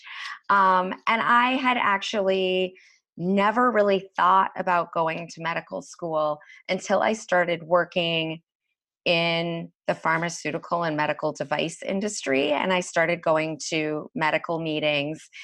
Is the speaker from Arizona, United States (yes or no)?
yes; Phoenix, Arizona, United States; moved away as an adult; also born or lived in New York City; now in Westchester County, United States; I'm actually from Arizona. I grew up in the Phoenix area and I moved to New York about 20 years ago, right after I graduated from college